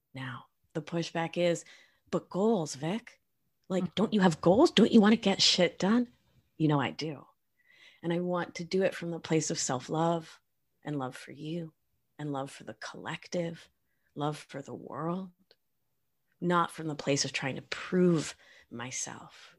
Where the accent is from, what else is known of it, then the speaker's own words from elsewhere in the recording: Argentina; English is a second language; I am from Argentina